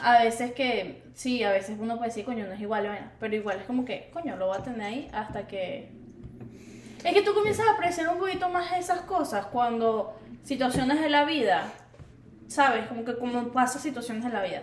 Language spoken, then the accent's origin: Spanish; Venezuela; now in Miami, United States; Yo soy la única venezolana de ese grupo